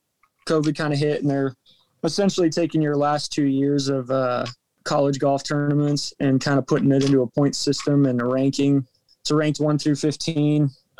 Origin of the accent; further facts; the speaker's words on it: Texas, United States; moved away as an adult; now in Norman, United States; Growing up in Texas, you'd think I'd be a Texas fan.